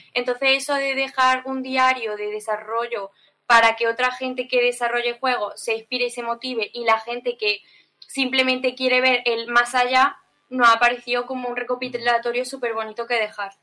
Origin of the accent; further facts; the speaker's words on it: Andalusia, Spain; como andaluces que somos españoles